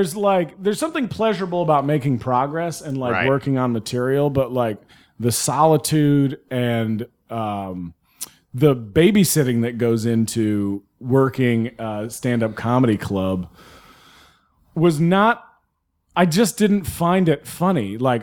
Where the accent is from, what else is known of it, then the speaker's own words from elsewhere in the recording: the South, United States; I grew up in the South.